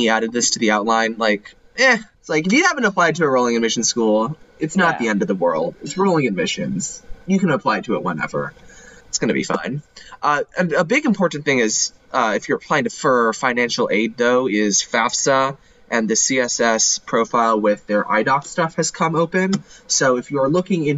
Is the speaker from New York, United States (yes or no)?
no; Texas, United States; my home state of Texas